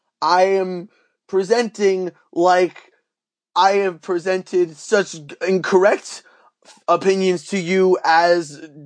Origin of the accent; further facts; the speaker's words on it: Toronto, Ontario, Canada; I come from Toronto, where I live, in Canada.